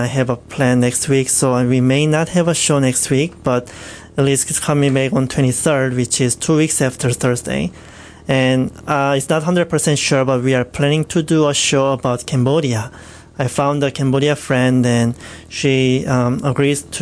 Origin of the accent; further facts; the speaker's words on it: South Korea; moved away; next song is from my home country, is from South Korea